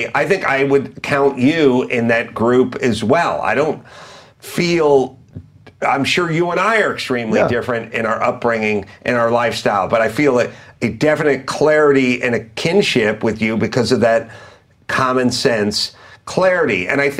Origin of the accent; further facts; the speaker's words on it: Valley Village, California, United States; I grew up in Valley Village.